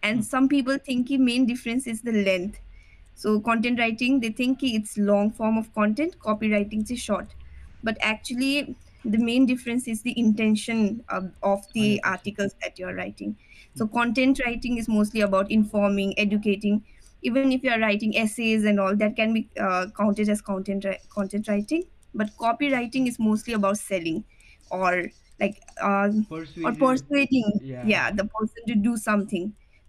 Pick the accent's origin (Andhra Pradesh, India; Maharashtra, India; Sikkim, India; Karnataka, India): Sikkim, India; moved away as an adult; now in Dehradun, India; Yeah, I am from Sikkim. Okay. I did my schooling in Sikkim itself. Till class 10, I did it from Holy Cross and did my 11 and 12 from PNG.